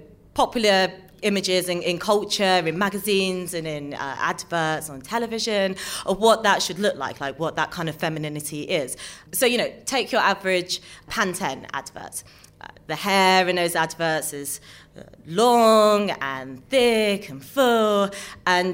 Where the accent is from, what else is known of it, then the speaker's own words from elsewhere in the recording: London, United Kingdom; I'm a mixed race girl born and bred in London